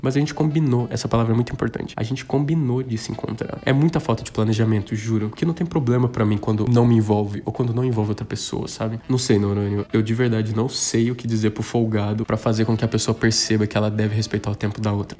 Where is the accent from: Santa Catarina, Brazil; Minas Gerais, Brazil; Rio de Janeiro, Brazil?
Minas Gerais, Brazil; moved away as an adult; now in São Paulo, Brazil; eu sou de Minas, que eu moro em São Paulo faz uns seis anos